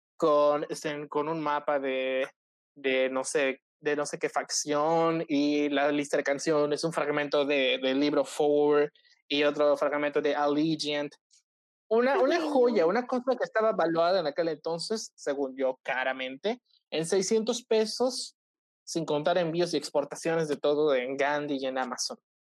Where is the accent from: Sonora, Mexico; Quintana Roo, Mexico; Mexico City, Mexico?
Quintana Roo, Mexico; Cozumel; soy de Cozumel